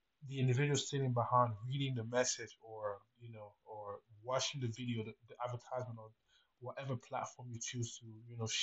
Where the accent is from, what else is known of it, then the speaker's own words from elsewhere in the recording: Cameroon; moved away as an adult; now in United States; Originally I was born in Cameroon, which is in Central Africa, and I decided to, move to America to pursue a career in business.